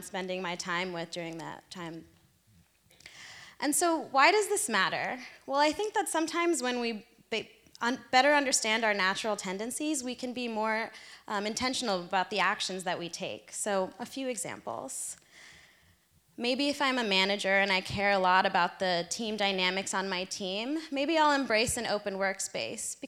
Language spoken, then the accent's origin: English; Philadelphia, Pennsylvania, United States; moved away as an adult; now in Seattle, United States; I made my 3,000 mile from my hometown in Philadelphia to here in Seattle